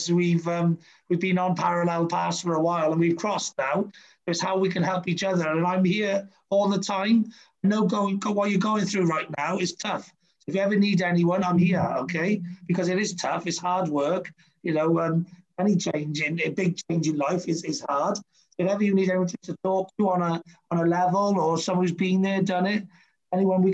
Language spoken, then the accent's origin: English; Wales, United Kingdom; as a Brit and as a Welshman